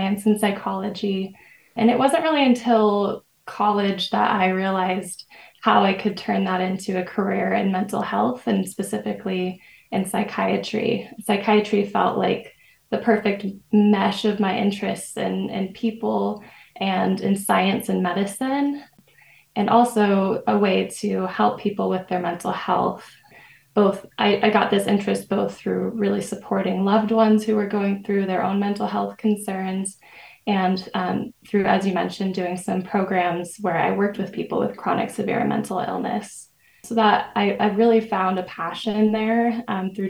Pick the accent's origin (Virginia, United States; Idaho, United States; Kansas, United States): Idaho, United States; Meridian; I grew up in Meridian, Idaho